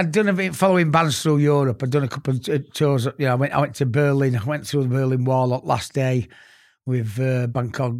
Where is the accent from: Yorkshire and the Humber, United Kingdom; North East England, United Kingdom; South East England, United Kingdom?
Yorkshire and the Humber, United Kingdom; accent: Yorkshire; moved away as an adult; now in London, United Kingdom; I am proud of my Yorkshire accent. I'm very proud of my Yorkshire roots